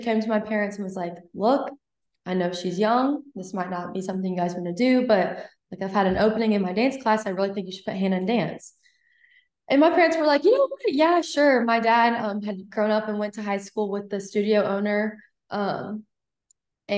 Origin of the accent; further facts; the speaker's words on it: Huntsville, Alabama, United States; moved away; also born or lived in Mississippi; I am from Huntsville, Alabama.